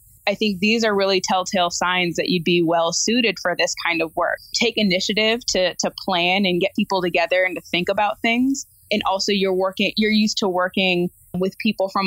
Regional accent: Midwest, United States; now in West Coast, United States; I'm originally from the Midwest

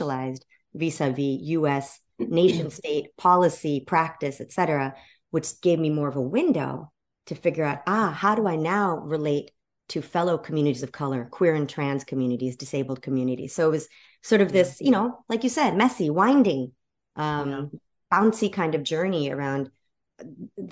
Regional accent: Evanston, Illinois, United States; I similarly grew up in a largely Black neighborhood right outside of Chicago. The first suburb outside

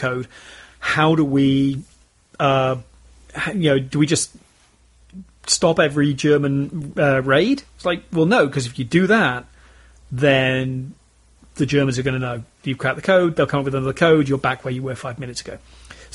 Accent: United Kingdom; I am British

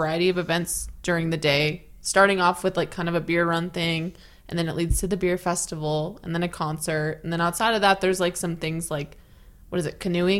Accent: California, United States; moved away; I'm originally from California

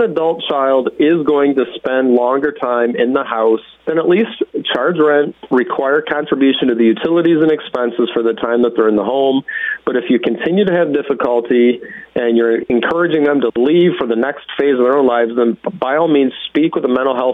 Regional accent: Western New York, United States; I grew up in Western New York

